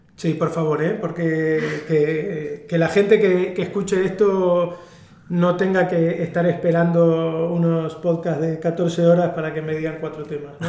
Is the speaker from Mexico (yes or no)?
no; Argentina; soy argentino, que eso creo que ya se nota cuando me escuchan